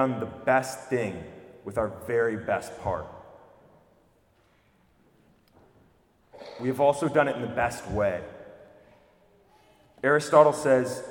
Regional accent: United States; I'm also American. I only speak one language.

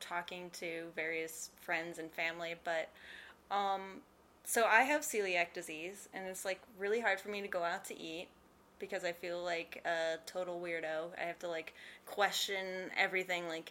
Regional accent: Ohio, United States; moved away; I'm from Ohio.

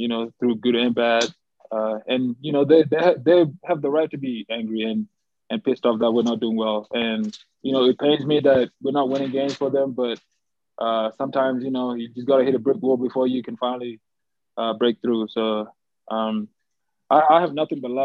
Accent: Australia; moved away as an adult; growing up in Australia, high school, like playing basketball

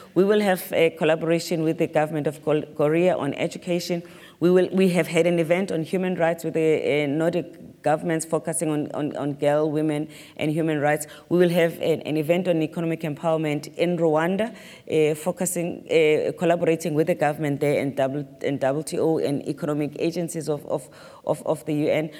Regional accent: South Africa; as a South African

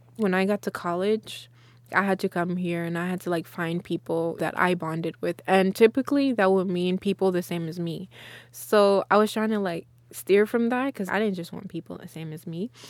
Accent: Memphis, Tennessee, United States; also born or lived in Guinea / Texas; now in Austin, United States; I grew up in Memphis in Tennessee

